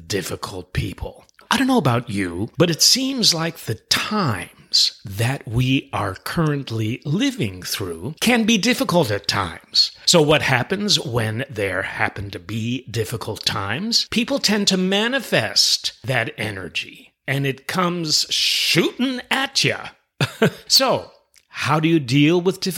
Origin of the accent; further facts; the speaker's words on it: New York City, New York, United States; moved away; I'm originally from New York City. We have it in our DNA